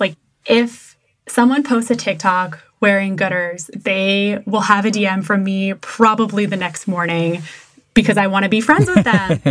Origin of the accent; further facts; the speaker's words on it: Massachusetts, United States; I'm from Massachusetts, which automatically makes me a masshole driver